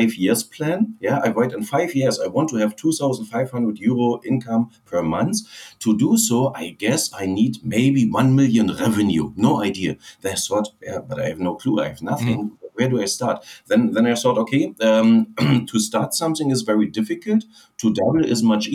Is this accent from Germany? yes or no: yes; Berlin, Germany; English is a second language; moved away as an adult; originally I'm from Berlin